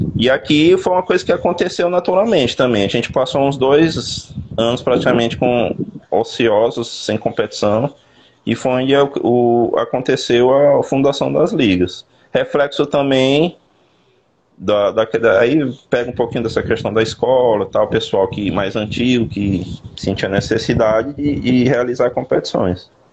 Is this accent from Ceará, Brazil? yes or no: no; Teresina, Piauí, Brazil; now in Sergipe, Brazil; Eu, eu, sou natural do Piauí, sou de Teresina.